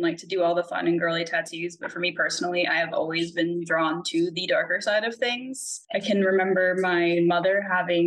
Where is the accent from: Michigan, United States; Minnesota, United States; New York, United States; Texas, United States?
New York, United States; Long Island; I grew up in New York on Long Island, and my grandparents had a house in St. James